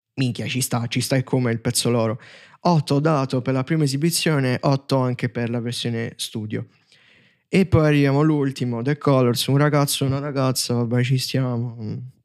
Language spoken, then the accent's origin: Italian; Taranto, Apulia, Italy; io so Tarantino